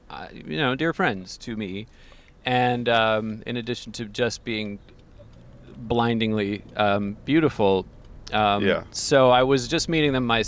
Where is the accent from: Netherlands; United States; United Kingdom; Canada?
United States; Santa Cruz, California; moved away; also born or lived in New York; We were in New York, but I'm from Santa Cruz, and my dad lived down here, and I wanted to be closer to him. So I kind of started a new life here in 2015.